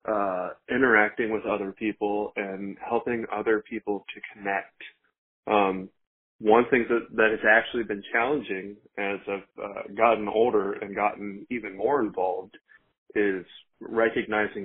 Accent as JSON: {"language": "English", "town": "Roanoke", "region": "Virginia", "country": "United States", "tie": "born or raised there", "said": "I'm from Roanoke, Virginia. I was born here, and I've spent pretty much my entire life here."}